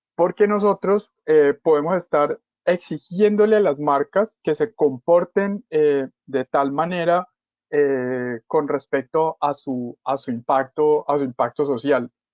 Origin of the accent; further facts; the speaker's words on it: Cali, Valle del Cauca, Colombia; yo soy de Cali